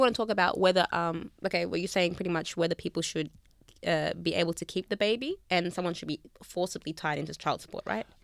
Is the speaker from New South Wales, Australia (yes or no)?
no; Melbourne, Victoria, Australia; accent: Aussie; I'm from Melbourne.